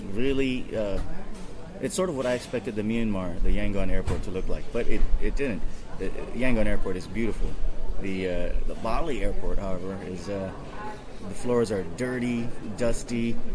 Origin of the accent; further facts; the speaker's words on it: Hawaii, United States; now in Hong Kong; born and raised in Hawaii